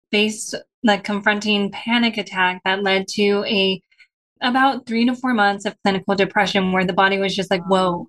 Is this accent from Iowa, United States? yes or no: no; San Diego, California, United States; I was born and raised in San Diego.